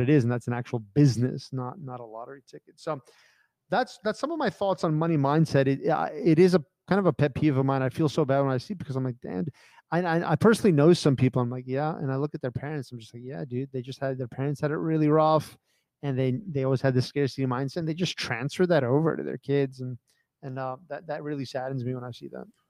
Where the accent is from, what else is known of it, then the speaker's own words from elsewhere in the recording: United States; I grew up in America